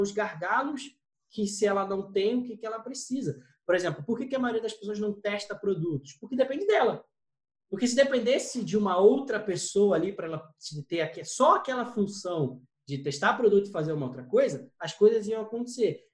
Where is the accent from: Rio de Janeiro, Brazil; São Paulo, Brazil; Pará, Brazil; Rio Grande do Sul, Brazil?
Rio de Janeiro, Brazil; São Gonçalo; a gente veio de família humilde, vim de São Gonçalo aqui